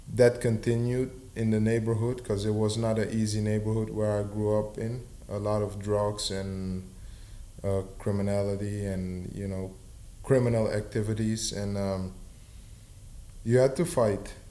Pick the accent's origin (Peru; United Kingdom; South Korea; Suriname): Suriname; I'm from Suriname, South America